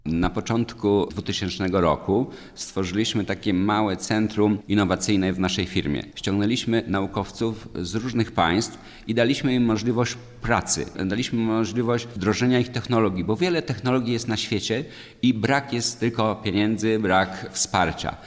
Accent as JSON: {"language": "Polish", "area": "Warka-Grójec area", "region": "Masovian Voivodeship", "country": "Poland", "tie": "born or raised there", "said": "Urodziłem się i wychowałem w rejonie warecko-grójeckim, znanym jako największy sad na świecie"}